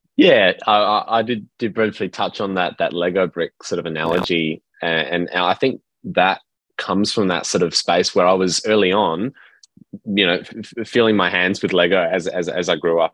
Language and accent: English; Perth, Western Australia, Australia; I grew up in Perth, uh, Western Australia